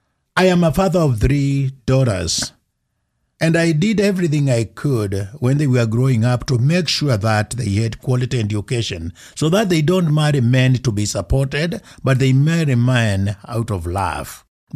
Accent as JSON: {"language": "English", "country": "Kenya", "also_born_or_lived": "Wyoming", "moved": "as an adult", "lives_now": "United States", "said": "then when I go to Kenya for the first time after I left to come to college in Wyoming, where I picked my accent"}